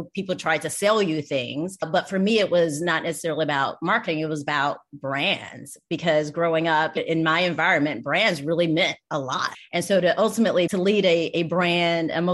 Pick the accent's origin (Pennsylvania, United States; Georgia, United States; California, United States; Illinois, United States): Georgia, United States; Atlanta; I'm originally from Atlanta, Georgia.